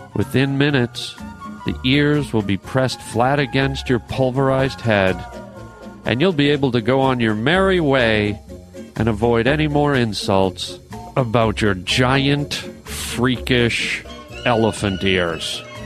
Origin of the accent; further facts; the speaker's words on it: Canada; I'm from Canada